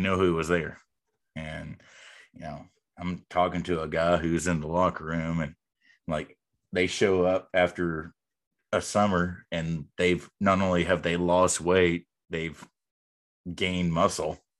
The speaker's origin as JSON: {"language": "English", "region": "North Texas", "country": "United States", "tie": "born or raised there", "said": "growing up in North Texas"}